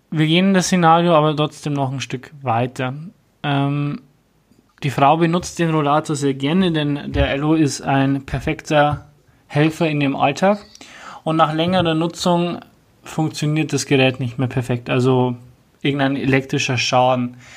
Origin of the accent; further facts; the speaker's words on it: Bavaria, Germany; also bei uns in Bayern sagt man im Block